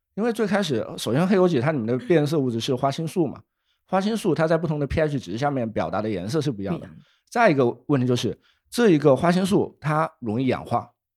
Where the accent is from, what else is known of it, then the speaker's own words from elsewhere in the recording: Wuhan, Hubei, China; moved away as an adult; now in Shenzhen, China; 我从小在武汉长大